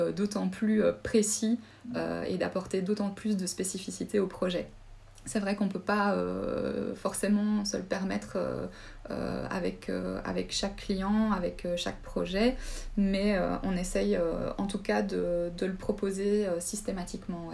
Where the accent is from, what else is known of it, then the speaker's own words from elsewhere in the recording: Charleroi, Wallonia, Belgium; moved away as an adult; also born or lived in Namur / Mons / Brussels; now in Luxembourg City, Luxembourg; je viens euh, personnellement de la région de Charleroi.